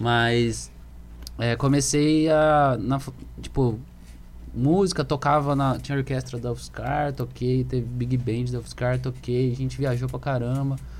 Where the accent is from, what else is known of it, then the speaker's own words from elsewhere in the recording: Ribeirão Preto, São Paulo, Brazil; eu sou músico, sou daqui de Ribeirão Preto